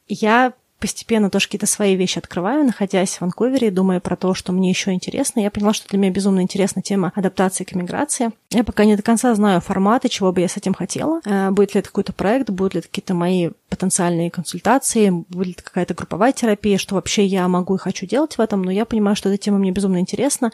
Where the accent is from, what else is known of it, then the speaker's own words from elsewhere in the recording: Russia; я выросла в России